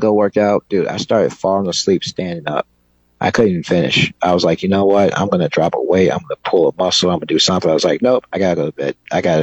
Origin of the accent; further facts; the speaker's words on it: Chicago, Illinois, United States; I'm from the South Side of Chicago.